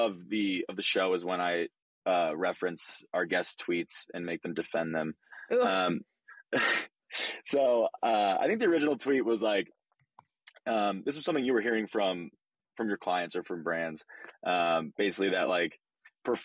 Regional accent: Michigan, United States; I'm a native Michigander

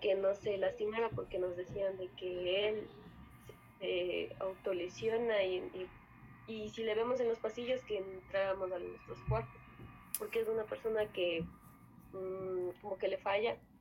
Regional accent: Otavalo, Imbabura, Ecuador; Soy de Ecuador, de la región Sierra, eh, Ciudad Otavalo

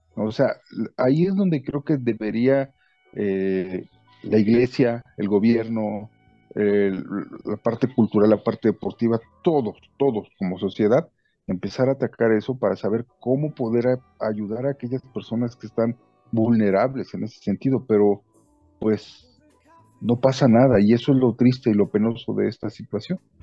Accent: Mexico; como mexicanos

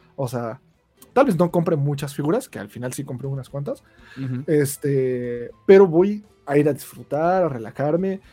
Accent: Ecatepec, State of Mexico, Mexico; yo soy de Catepec

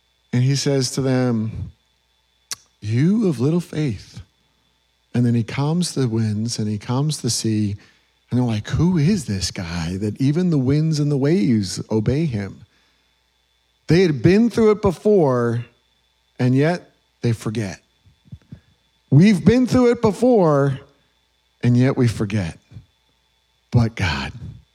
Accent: New York, United States; moved away; I grew up in New York

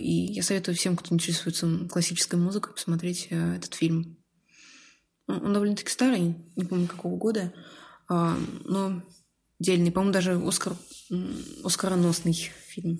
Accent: Dzerzhinsk, Nizhny Novgorod Oblast, Russia; и в Москве поработала бы, и в родном городе

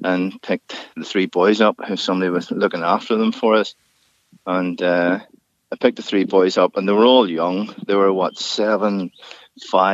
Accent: Larne, Northern Ireland, United Kingdom; also born or lived in Ballygally; originally Larne

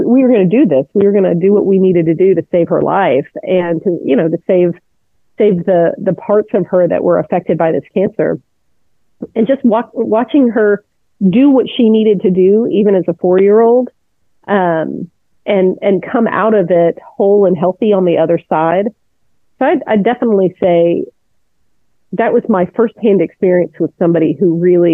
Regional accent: Houston, Texas, United States; also born or lived in Atlanta, Georgia / Trinidad / Italy; we moved to a suburb of Houston when I was 8. So it was a place called Clear Lake. And so I've been here ever since

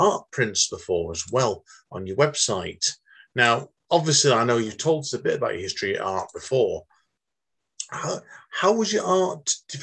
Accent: Manchester, North West England, United Kingdom; me being Mancunian

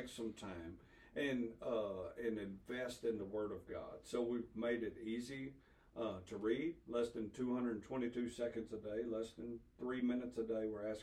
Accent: the South, United States; born and raised in the South

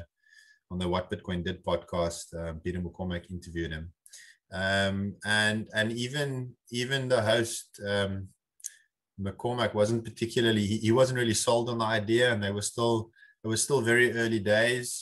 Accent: South Africa; as a South African

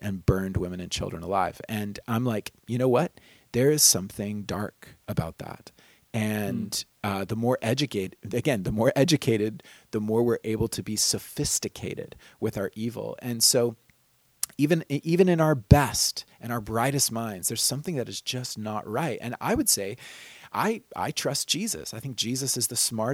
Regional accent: United States; as an American kid growing up

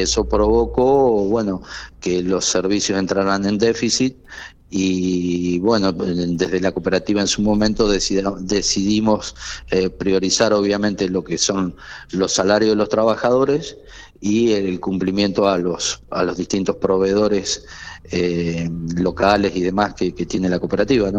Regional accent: General Pico, La Pampa, Argentina; somos vecinos de Pico

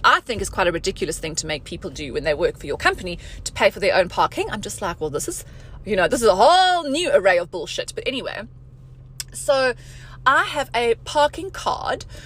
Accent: South Africa; moved away as an adult; now in Dubai, United Arab Emirates; I'm from South Africa. I have a South African passport

